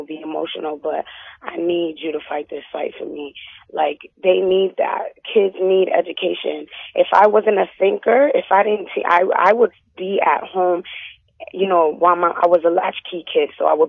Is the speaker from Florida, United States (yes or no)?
yes; Florida, United States; now in Massachusetts, United States; I'm from Florida and, you know, I went through that whole no child left behind thing. And basically I've struggled. I'm 24 in April